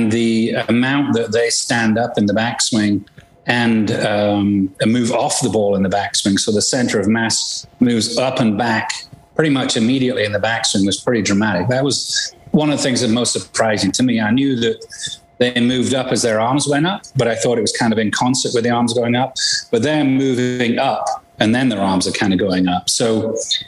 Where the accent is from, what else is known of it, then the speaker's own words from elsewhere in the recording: England, United Kingdom; moved away as an adult; I was born in England and played golf over there professionally. Came here 30-some years ago